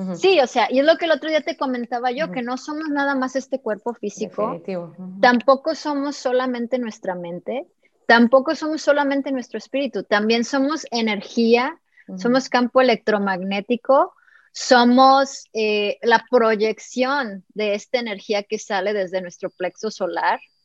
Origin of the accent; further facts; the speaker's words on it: Mexico; also born or lived in California; soy mexicana